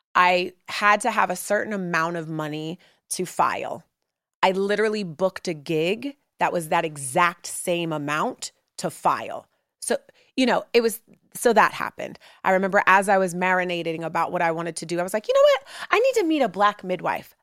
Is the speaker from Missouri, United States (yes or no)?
no; Oakland, California, United States; moved away as an adult; also born or lived in New York City; now in Brooklyn, New York, United States; growing up in Oakland, when I moved here to, you know, go to undergrad